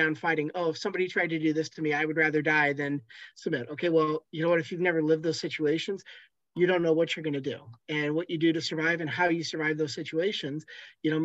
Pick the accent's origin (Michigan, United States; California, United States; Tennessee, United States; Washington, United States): Washington, United States; I grew up in the Mary Kay Letourneau situations here in Washington State